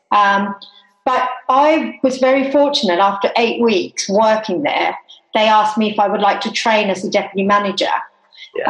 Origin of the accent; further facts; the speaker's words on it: Tasmania, Australia; moved away; I am Australian and I actually was born and grew up in Tasmania